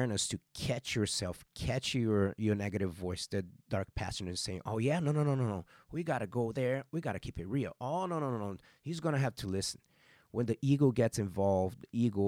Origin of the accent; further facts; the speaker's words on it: Arizona, United States; I am also from Arizona